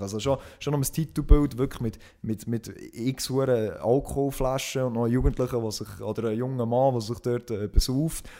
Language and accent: German; Switzerland; bei uns in der Schweiz